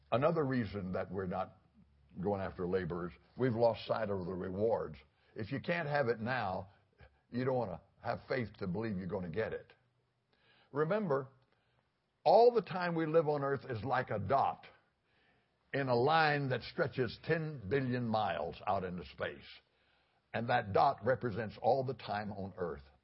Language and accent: English; Fort Worth, Texas, United States; now in Florida, United States; I grew up in Fort Worth